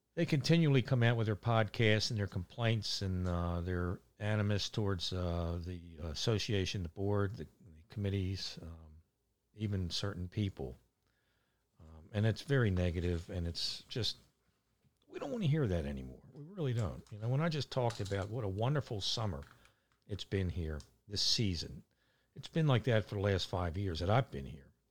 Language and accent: English; Catonsville, Maryland, United States; moved away as an adult; now in Ocean Pines, United States; growing up in Catonsville, uh, I have, still have lifelong friends